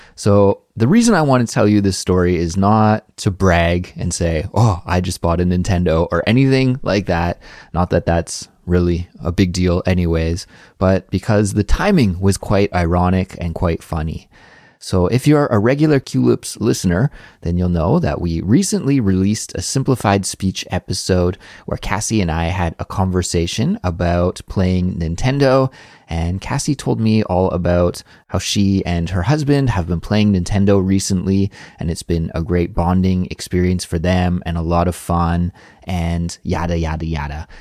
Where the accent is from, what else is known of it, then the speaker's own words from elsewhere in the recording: Canada; now in South Korea; my life as a Canadian living abroad in South Korea